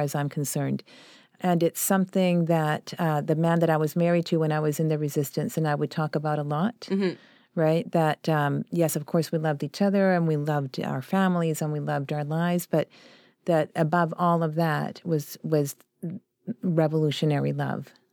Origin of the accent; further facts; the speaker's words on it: Vancouver, British Columbia, Canada; also born or lived in Chile; we were one of the poorest demographics in Vancouver when we first arrived there